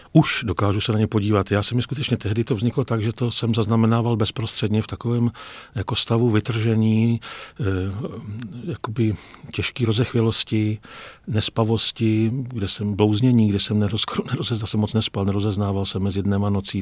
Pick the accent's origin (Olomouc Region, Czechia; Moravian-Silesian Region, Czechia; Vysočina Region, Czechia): Vysočina Region, Czechia; já jsem z Vysočiny, z venkova